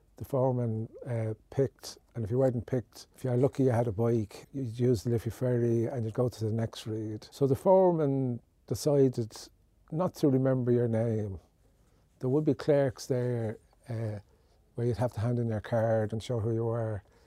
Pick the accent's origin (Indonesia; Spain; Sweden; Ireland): Ireland; Dublin, Leinster; I came from Orchard Road in Ballybock.